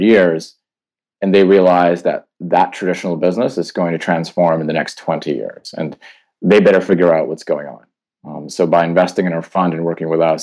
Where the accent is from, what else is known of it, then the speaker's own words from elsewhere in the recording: Canada; moved away as an adult; also born or lived in Poland / London / Tokyo / Singapore; now in Hong Kong; I was born in Poland, grew up in Canada, lived in London, Tokyo, Singapore, and then in Hong Kong.